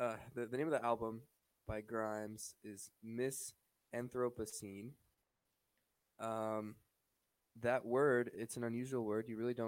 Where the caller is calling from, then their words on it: Ontario, Canada; I'm calling from Ontario, Canada.